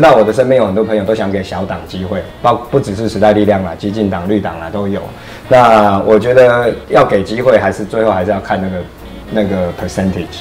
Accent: Taiwan; 我们台湾人带小孩很辛苦

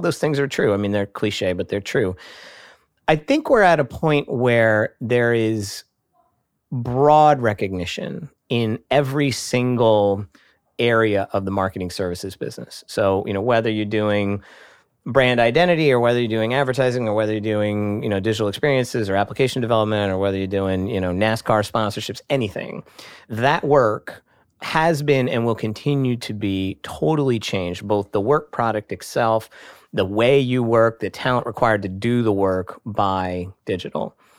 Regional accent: Hershey, Pennsylvania, United States; moved away; that's my hometown

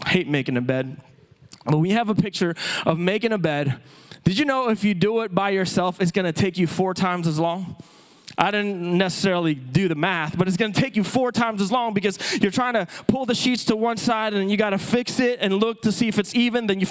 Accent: Philippines; moved away; as a native-born Filipino, I was born and raised in the Philippines.

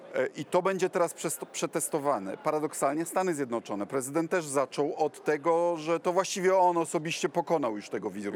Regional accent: Kuyavian-Pomeranian Voivodeship, Poland; u nas w Kujawsko-Pomorskiem

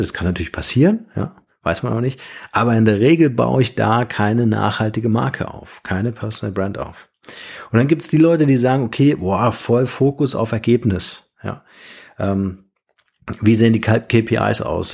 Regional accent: Germany; bei uns in Deutschland

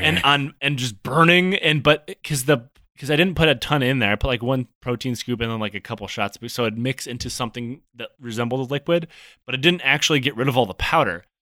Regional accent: Detroit, Michigan, United States; I grew up in the Metro Detroit area.

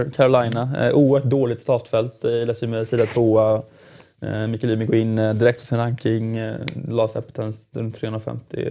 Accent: Jönköping, Jönköping County, Sweden; Jönköping där jag kommer ifrån

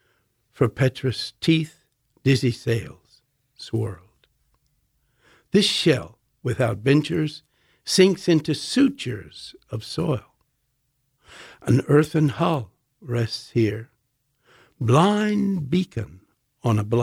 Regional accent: Alexandria, Virginia, United States; moved away as an adult; also born or lived in Oxford / Spain; I was just a suburbanite growing up in Alexandria, Virginia, before I went to Oxford University at 23

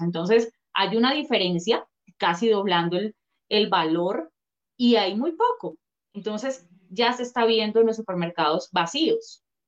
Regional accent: Colombia; nosotros como colombianos, ciudadanos

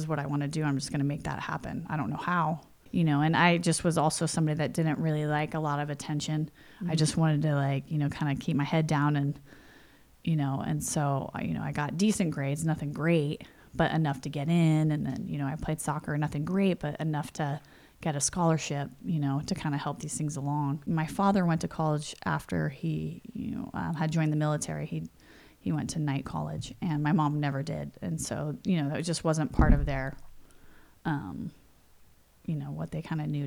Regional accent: San Jose, California, United States; also born or lived in Indiana; I was born in the Midwest, Indiana. My parents had met in New Jersey, had a few kids there, moved to Pennsylvania, had a few more, and then had the last of us in Indiana. And so when I was one, we moved to California. We moved to San Jose

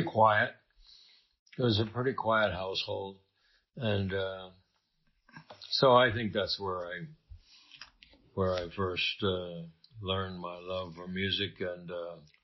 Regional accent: Brown County, Minnesota, United States; moved away; I was born in Brown County, Minnesota.

